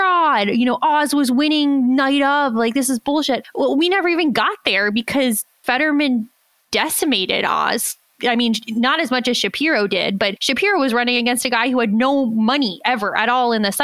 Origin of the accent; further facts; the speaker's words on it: Pennsylvania, United States; I'm from Pennsylvania